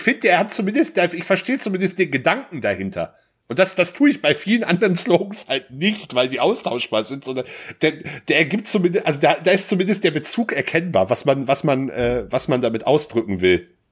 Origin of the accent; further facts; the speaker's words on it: North Rhine-Westphalia, Germany; ich komme ja gebürtig aus NRW